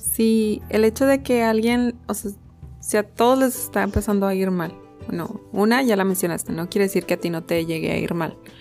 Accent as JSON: {"language": "Spanish", "country": "Mexico", "said": "como mexicano"}